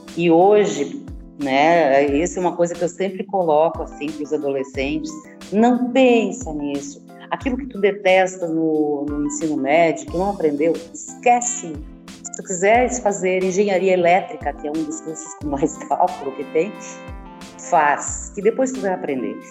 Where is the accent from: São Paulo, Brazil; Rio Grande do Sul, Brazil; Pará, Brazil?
Rio Grande do Sul, Brazil; Estrela; Sou natural de Estrela, no Rio Grande do Sul